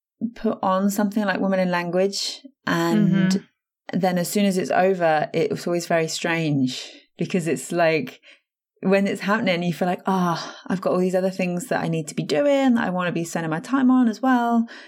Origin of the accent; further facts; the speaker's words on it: East Midlands, United Kingdom; now in Buckinghamshire, United Kingdom; so like I live in Buckinghamshire, but I was born and I grew up in Northamptonshire, which isn't really known to begin with.